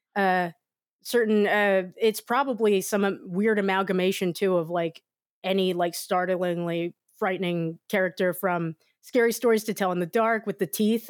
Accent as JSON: {"language": "English", "country": "United States"}